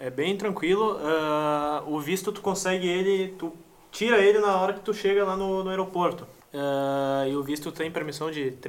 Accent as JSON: {"language": "Portuguese", "region": "São Paulo", "country": "Brazil", "said": "Deixa vir que eu sou do Graja. sou do Grajaú. Aqui é Grajaú, aqui não tem tempo ruim, mano."}